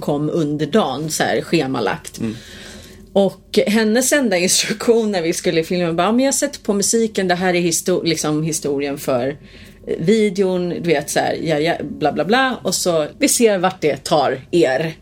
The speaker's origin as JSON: {"language": "Swedish", "country": "Sweden", "said": "jag upplevde det i alla fall som svensk"}